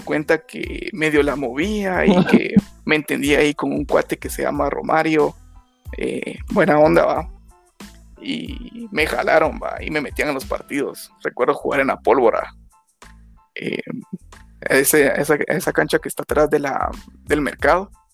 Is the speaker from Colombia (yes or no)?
no; Guatemala; nosotros como guatemaltecos